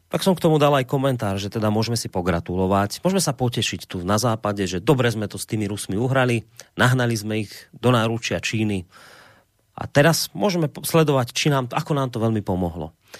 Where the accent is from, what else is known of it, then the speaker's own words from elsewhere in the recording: Slovakia; my Slováci